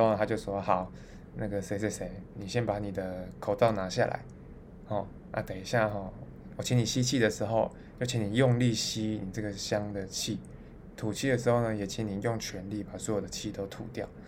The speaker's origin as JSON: {"language": "Chinese", "town": "Taichung", "country": "Taiwan", "tie": "born or raised there", "moved": "yes", "said": "就我的家乡在台中这样"}